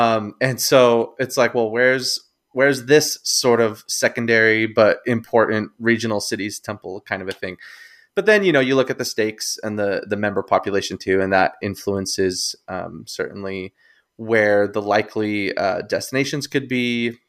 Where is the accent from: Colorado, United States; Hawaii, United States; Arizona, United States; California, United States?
Arizona, United States; To my home state of Arizona.